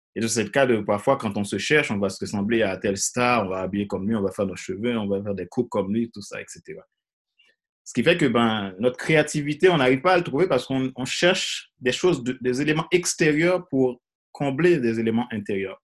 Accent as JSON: {"language": "French", "country": "Haiti", "tie": "born or raised there", "also_born_or_lived": "Ecuador / French Guiana", "moved": "as an adult", "said": "je suis originaire de Haïti. J'ai grandi en Haïti"}